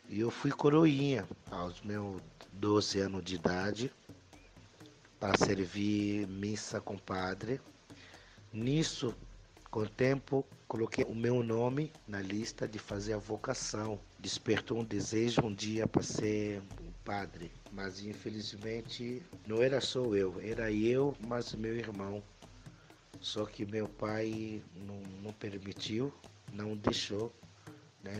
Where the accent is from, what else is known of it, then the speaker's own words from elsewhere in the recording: DR Congo; Portuguese is a second language; moved away as an adult; also born or lived in Bahia, Brazil; now in São Paulo, Brazil; O sotaque mesmo não se esqueça, porque eu vim da África, o meu país é Congo, República Democrática do Congo. Então, cheguei aqui no Brasil grande já